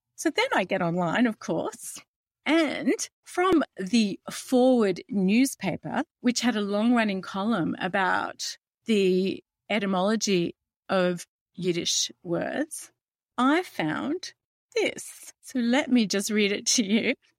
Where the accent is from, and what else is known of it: Australia